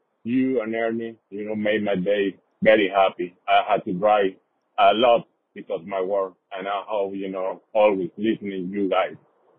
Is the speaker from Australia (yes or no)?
no; Caracas, Capital District, Venezuela; I'm from Caracas, Venezuela.